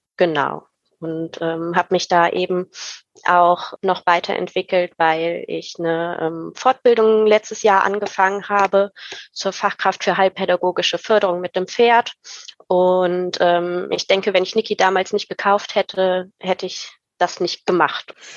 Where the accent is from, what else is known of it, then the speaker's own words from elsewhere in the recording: Rhein-Sieg district, near Cologne-Bonn, North Rhine-Westphalia, Germany; ich komme aus dem Rhein-Sieg-Kreis in der Nähe von Köln-Bonn